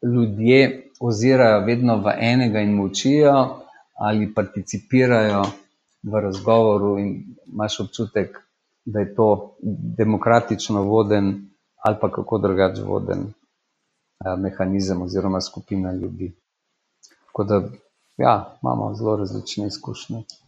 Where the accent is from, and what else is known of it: Slovenia